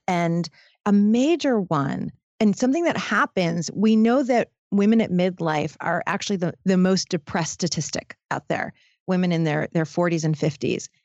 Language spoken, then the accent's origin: English; Detroit, Michigan, United States; I come from Detroit. I, I was born in Detroit